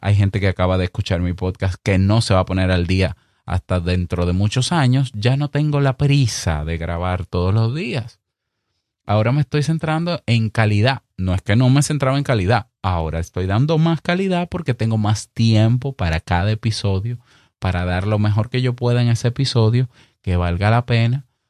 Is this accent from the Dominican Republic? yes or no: yes; Dominican Republic; accent: Dominican; que se te sale el dominicano, como me pasa a mí de vez en cuando